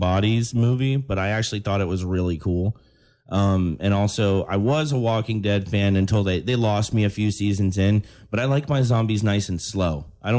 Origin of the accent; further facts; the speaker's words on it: Florida, United States; also born or lived in Texas / Mexico; I grew up around here. I was born in Texas and then kind of raised in Mexico a little bit. And then when we came back to America, I've been in Florida since like 96 or something, 94 or something.